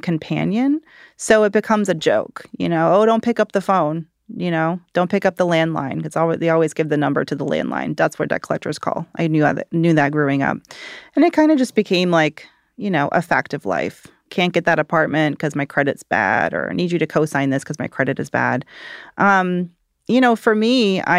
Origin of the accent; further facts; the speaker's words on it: Georgia, United States; I'm from Georgia